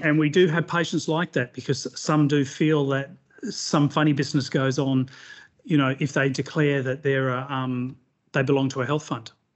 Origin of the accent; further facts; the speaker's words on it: Western Australia, Australia; in my hometown of Western Australia